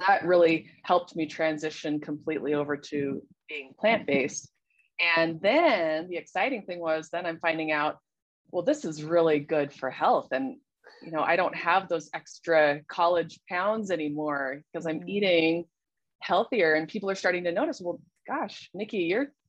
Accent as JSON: {"language": "English", "town": "Salt Lake City", "region": "Utah", "country": "United States", "said": "I'm originally from Salt Lake City, Utah, and I live here now."}